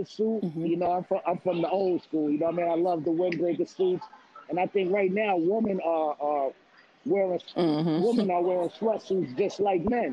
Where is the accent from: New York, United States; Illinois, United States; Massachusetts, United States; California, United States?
New York, United States; New York City; I'm from Queens, New York City